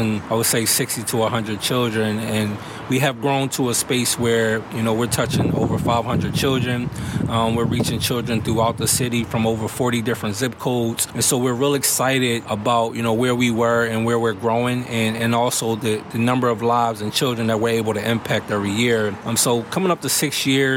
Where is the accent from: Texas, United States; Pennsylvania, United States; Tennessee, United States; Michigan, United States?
Pennsylvania, United States; Philadelphia; As a child growing up in Mount Airy and Germantown